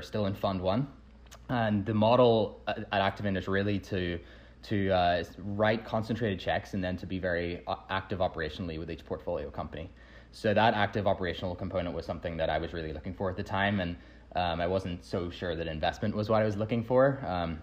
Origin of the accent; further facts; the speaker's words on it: Northern Ireland, United Kingdom; moved away as an adult; also born or lived in United States; I grew up in Northern Ireland originally, moved over to the States to attend Harvard.